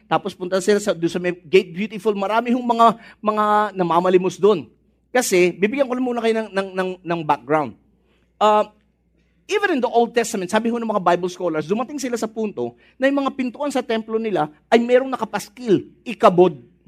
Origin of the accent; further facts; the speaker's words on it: Philippines; nating mga Pinoy